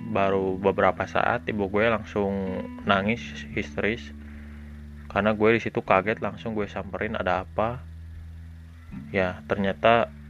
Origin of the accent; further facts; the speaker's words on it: Bandung, West Java, Indonesia; halo, gue orang asli Bandung, warga asli kota Bandung, lahir di Bandung tahun 97, gue anak tunggal.